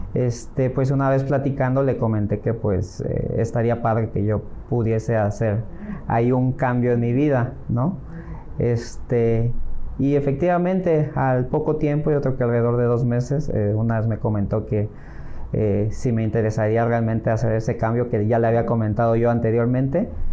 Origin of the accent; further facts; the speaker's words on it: Acapulco, Guerrero, Mexico; moved away as an adult; also born or lived in Los Angeles, California; now in Playa del Carmen, Mexico; soy originario de Acapulco, el Guerrero